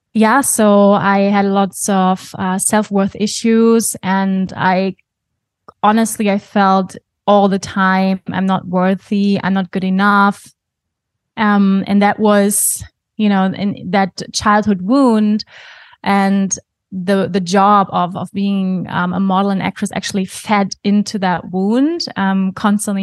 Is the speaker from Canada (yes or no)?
no; Germany; English is a second language; moved away as an adult; also born or lived in Bali; now in Portugal; I was born in Germany, even though I don't feel typically German